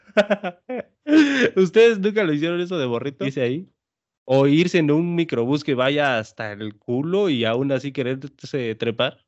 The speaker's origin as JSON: {"language": "Spanish", "region": "Oaxaca", "country": "Mexico", "said": "de mi pueblo a la ciudad capital de Oaxaca, que son dos horas de donde yo vivo a Oaxaca"}